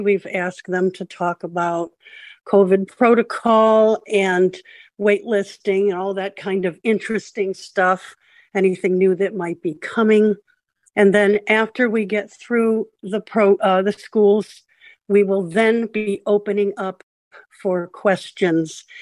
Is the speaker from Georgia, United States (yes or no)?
no; Florida, United States; Florida, my home state